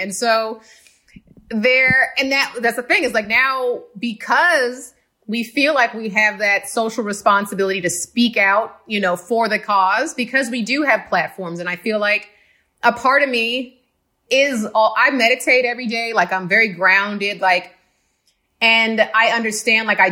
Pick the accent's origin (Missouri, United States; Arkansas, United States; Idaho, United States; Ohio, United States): Ohio, United States; Cincinnati; also born or lived in Queens, New York; at around the age of 10, we moved, when I was 10, my sister was like 12, we moved to Cincinnati, Ohio.